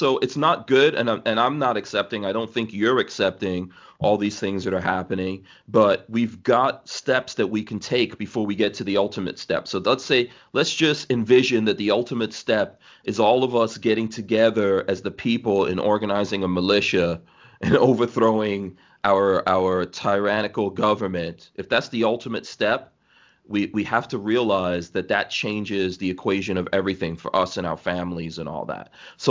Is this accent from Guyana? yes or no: yes; Guyana; born there; also born or lived in Nigeria; You know, I've lived in Nigeria. And like I said, I was born in Guyana.